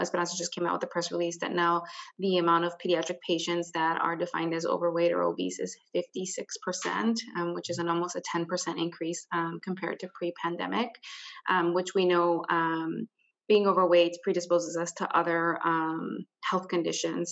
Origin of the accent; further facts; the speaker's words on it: Hammond, Indiana, United States; I am originally from Hammond, Indiana, which is where I currently live